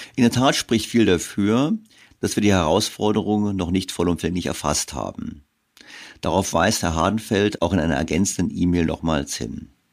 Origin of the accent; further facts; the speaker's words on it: Germany; wir Deutsche